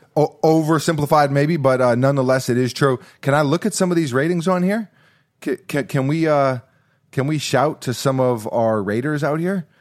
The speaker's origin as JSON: {"language": "English", "town": "New York City", "region": "New York", "country": "United States", "tie": "born or raised there", "said": "growing up in New York City"}